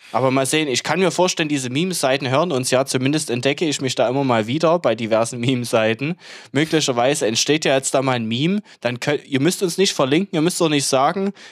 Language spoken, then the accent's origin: German; Germany; als, als Deutsche, so von wegen, die ja immer ja